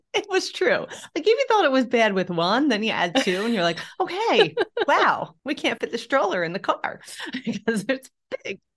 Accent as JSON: {"language": "English", "town": "Philadelphia", "region": "Pennsylvania", "country": "United States", "tie": "born or raised there", "also_born_or_lived": "Europe", "moved": "as an adult", "said": "born and raised in Philadelphia, Pennsylvania"}